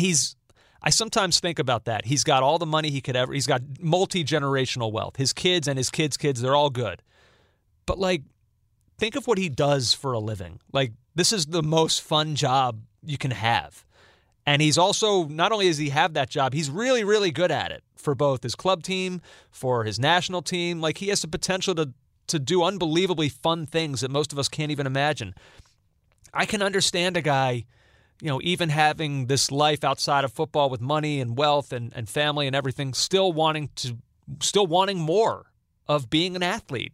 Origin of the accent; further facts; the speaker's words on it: United States; as an American